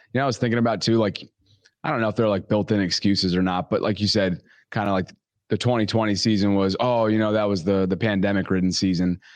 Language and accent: English; upstate New York, United States; now in Baltimore, United States; upstate New York, my hometown